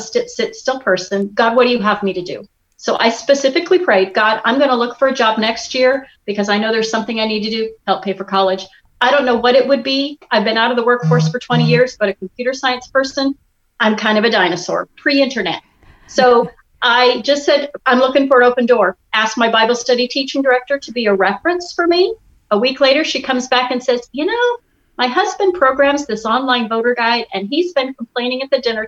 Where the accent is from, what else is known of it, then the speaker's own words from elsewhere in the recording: Midwest, United States; moved away; I grew up in the Midwest